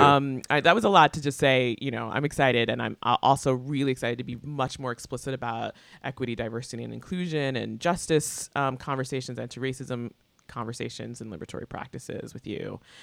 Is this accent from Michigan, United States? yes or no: no; Long Island, New York, United States; I grew up in Long Island, but also the daughter of a public school teacher